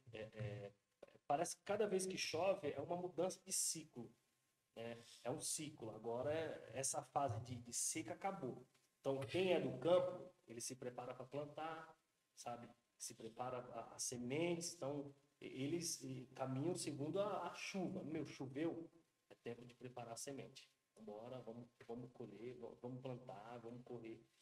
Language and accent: Portuguese; Brazil; nós que somos brasileiros